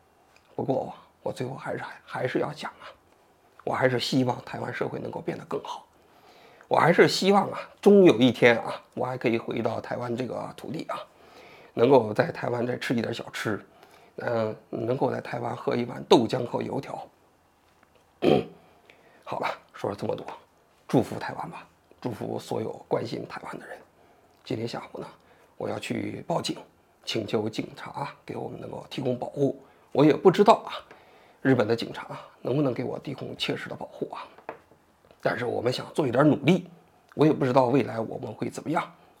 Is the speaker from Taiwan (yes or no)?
no; China; 我是一个来自于中国大陆的人。